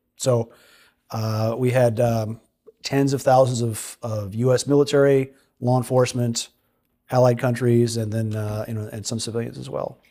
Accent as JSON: {"language": "English", "town": "Holland", "region": "Michigan", "country": "United States", "tie": "born or raised there", "said": "I grew up in Holland, Michigan"}